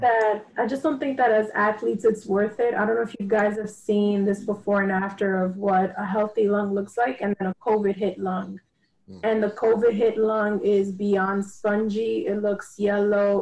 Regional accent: New York, United States; I'm from New York

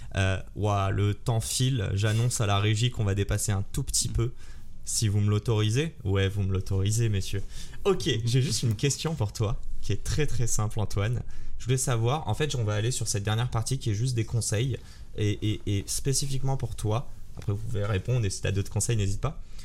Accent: Morocco; Je suis marocain

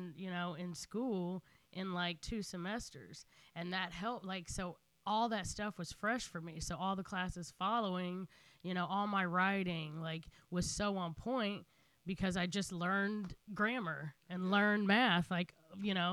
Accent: Kansas City, Missouri, United States; I grew up in Kansas City, Missouri

